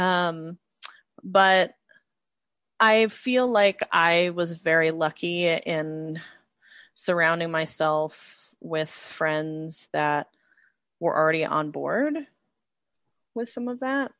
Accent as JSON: {"language": "English", "region": "Midwest", "country": "United States", "tie": "born or raised there", "said": "growing up in the Midwest, there's also a different kind of femininity"}